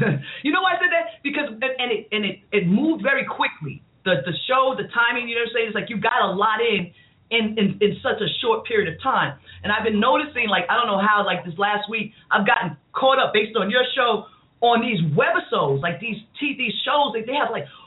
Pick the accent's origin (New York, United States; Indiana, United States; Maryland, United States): New York, United States; New York City; I'm from I'm from Queens